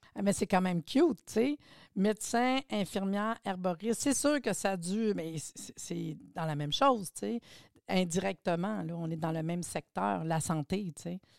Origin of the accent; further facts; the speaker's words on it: Laurentides, Quebec, Canada; Je suis des Laurentides, moi aussi